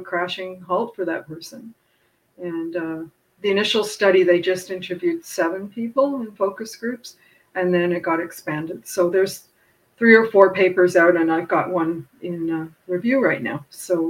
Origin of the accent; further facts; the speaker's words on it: Canada; Speaking as a Canadian